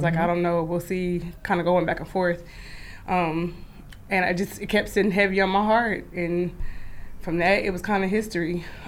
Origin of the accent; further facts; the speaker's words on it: Kansas City, Missouri, United States; moved away as an adult; I'm originally from Kansas City, Missouri. I'm a long ways away from home. I moved about 8 years ago.